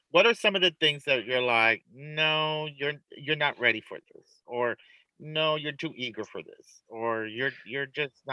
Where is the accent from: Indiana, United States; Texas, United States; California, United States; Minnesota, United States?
California, United States; And, I say this as a Californian